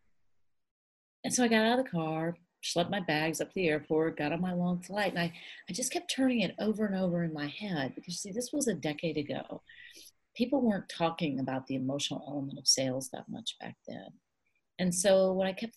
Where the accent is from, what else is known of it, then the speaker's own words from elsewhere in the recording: United States; I'm an American